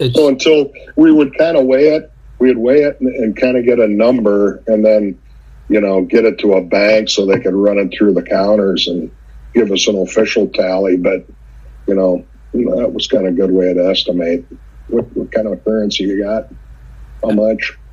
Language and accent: English; central Minnesota, United States; I'm a small town guy from central Minnesota